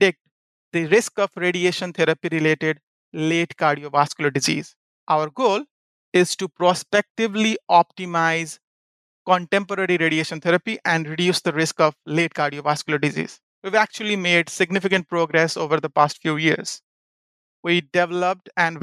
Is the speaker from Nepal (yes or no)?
yes; Kathmandu, Bagmati, Nepal; moved away as an adult; also born or lived in Louisiana, United States; now in United States; it took about 52 hours for me to get from Kathmandu, Nepal to Louisiana